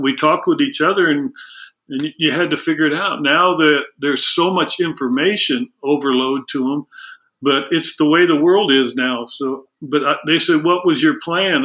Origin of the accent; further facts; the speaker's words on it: El Segundo, California, United States; I grew up in El Segundo, which was a tremendous uh, baseball town